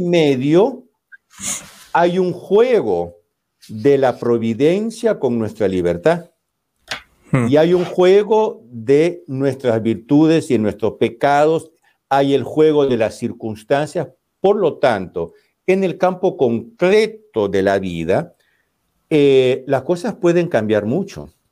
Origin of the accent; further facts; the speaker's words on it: Peru; now in Italy; yo soy peruano